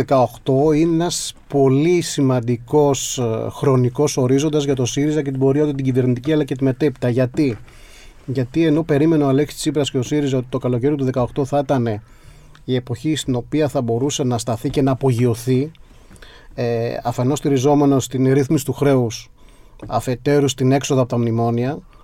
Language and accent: Greek; my village in western Messinia, Peloponnese, Greece; στο χωριό μου στη δυτική Μεσσηνία